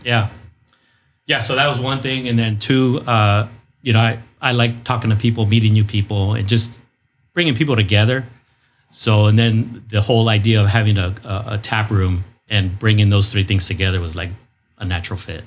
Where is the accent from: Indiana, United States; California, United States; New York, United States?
California, United States; National City; also born or lived in Los Angeles; born in Los Angeles, but since the age of two, uh, was raised in National